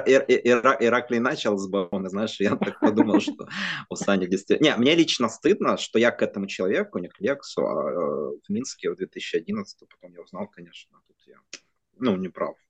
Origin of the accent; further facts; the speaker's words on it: Ukraine; как украинец